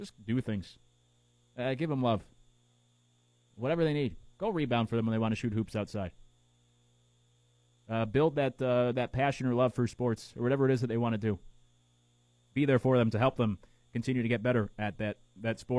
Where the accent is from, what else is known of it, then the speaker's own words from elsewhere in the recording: Connecticut, United States; We grew up in Connecticut